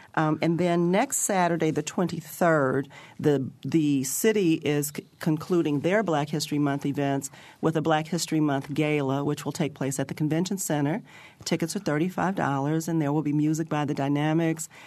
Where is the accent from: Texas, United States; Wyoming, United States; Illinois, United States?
Illinois, United States; Chicago; now in Bloomington, United States; I'm from Chicago